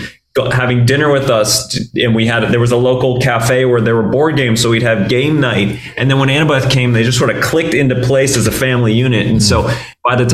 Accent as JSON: {"language": "English", "region": "Northeast", "country": "United States", "tie": "born or raised there", "also_born_or_lived": "Boston", "said": "I grew up in the Northeast"}